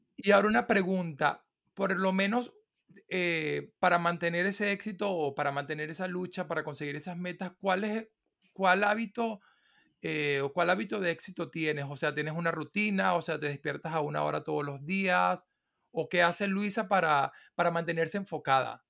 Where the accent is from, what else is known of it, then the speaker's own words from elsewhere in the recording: Venezuela; yo soy de Venezuela